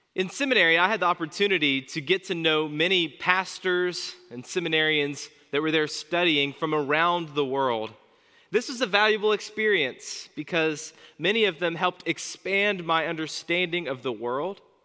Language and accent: English; United States; As an American pastor